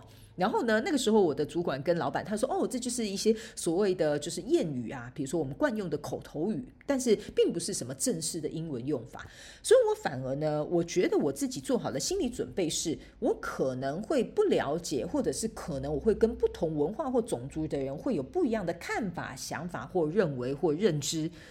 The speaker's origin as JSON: {"language": "Chinese", "country": "Taiwan", "moved": "as an adult", "lives_now": "Canada", "said": "我以前呢，在台湾，反正我们在台湾就是讲中文嘛"}